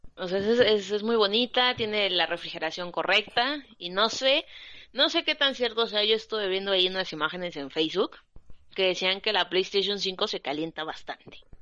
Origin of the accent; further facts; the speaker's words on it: Oaxaca, Mexico; yo soy de Oaxaca